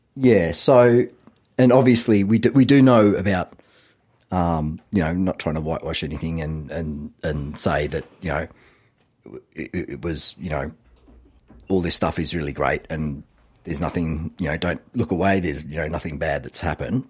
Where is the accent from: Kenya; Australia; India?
Australia